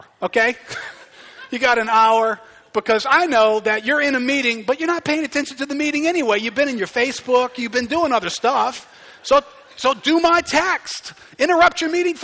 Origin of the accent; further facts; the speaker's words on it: United States; we're Americans